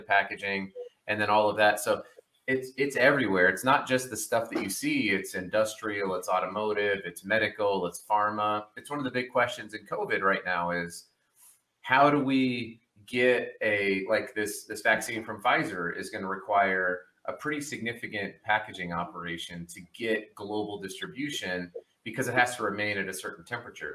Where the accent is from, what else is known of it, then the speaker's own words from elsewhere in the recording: Colorado, United States; moved away as an adult; now in West Jordan, United States; I'm from Colorado originally. So my wife and I moved here a couple of years, 2.5 years ago from Colorado Springs.